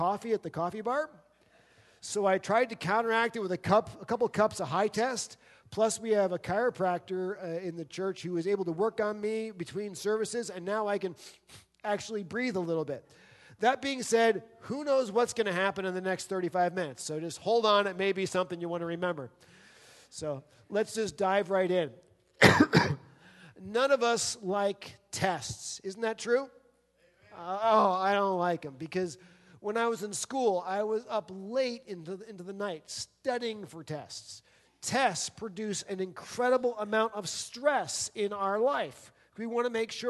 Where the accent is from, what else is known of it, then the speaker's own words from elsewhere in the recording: New Jersey, United States; moved away as an adult; also born or lived in Pennsylvania; I grew up in New Jersey